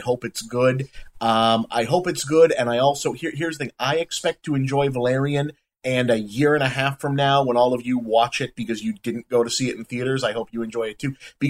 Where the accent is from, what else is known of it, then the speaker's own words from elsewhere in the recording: Boston, Massachusetts, United States; we're from Boston